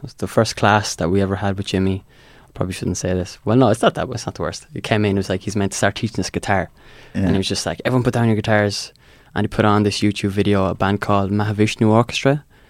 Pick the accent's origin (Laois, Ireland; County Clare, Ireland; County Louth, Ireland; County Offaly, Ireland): Laois, Ireland; I'm from Laois.